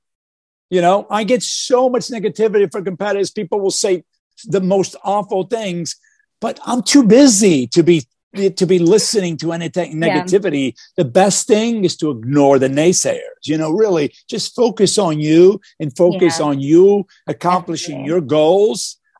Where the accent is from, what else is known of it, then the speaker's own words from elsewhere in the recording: Newark, New Jersey, United States; growing up in Newark, New Jersey, in a one bedroom apartment with my family of five.